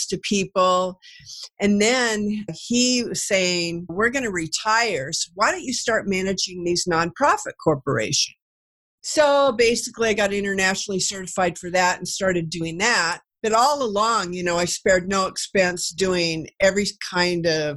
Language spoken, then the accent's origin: English; Kennewick, Washington, United States; also born or lived in Florida / California / Kansas / Texas; I'm from Kennewick, which is by the Hanford Reservation where they did the Manhattan Project, built the bomb. And so everything around here is about nuclear